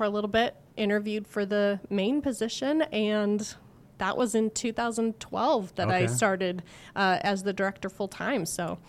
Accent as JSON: {"language": "English", "town": "Fargo", "region": "North Dakota", "country": "United States", "tie": "born or raised there", "also_born_or_lived": "Indianola, Iowa / Minneapolis, Minnesota", "moved": "as an adult", "lives_now": "Carlisle, United States", "said": "So I grew up in Fargo, North Dakota."}